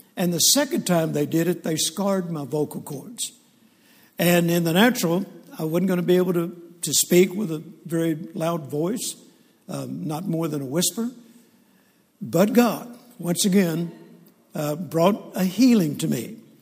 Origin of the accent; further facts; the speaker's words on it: Shreveport, Louisiana, United States; also born or lived in Mississippi; And I grew up in Shreveport, Louisiana. I was born in Mississippi, and then we moved to Shreveport, Louisiana